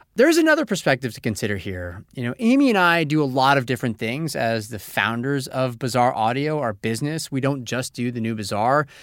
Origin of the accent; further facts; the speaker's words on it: Monterrey, Nuevo León, Mexico; I'm from Monterrey, Mexico